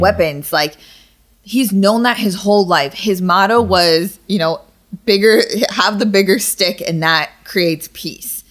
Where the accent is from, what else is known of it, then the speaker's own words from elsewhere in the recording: United States; I'm happy that I'm American